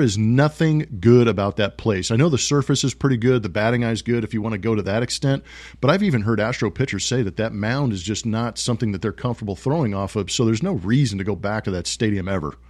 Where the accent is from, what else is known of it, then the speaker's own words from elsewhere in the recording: West Coast, United States; I grew up on the West Coast.